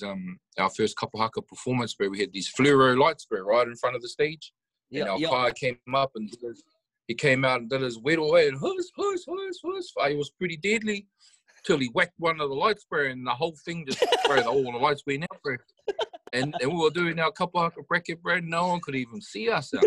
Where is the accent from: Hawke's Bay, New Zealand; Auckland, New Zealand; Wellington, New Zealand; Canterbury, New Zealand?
Hawke's Bay, New Zealand; Hastings; I'm a hip-hop artist from the Hawke's Bay at East Coast. The East Coast, Hastings and Flaxmere is a suburb where I grew up